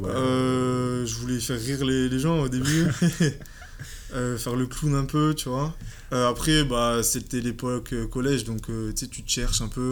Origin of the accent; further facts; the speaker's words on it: Aix-en-Provence, Provence-Alpes-Côte d'Azur, France; je viens d'Aix